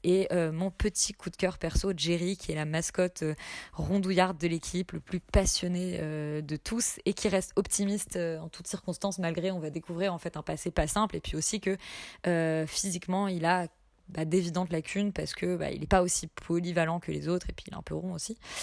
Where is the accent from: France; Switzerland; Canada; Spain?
France; en tant que français non initié